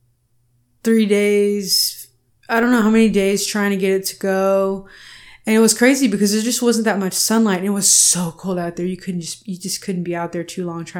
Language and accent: English; Houston, Texas, United States; moved away as an adult; also born or lived in San Francisco / New York; now in Austin, United States; I'm Chicana